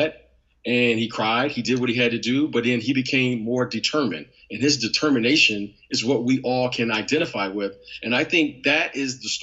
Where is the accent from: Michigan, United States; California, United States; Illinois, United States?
Michigan, United States; Detroit; I'm from Detroit, right? I'm from Detroit, Michigan